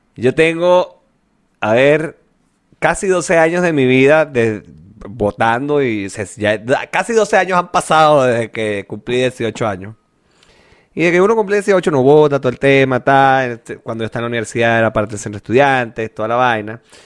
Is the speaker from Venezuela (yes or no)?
yes; Venezuela